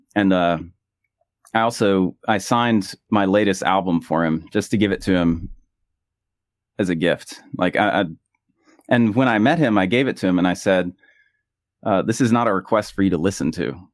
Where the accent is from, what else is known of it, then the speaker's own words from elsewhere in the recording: United States; moved away as an adult; whenever I went back home to the U S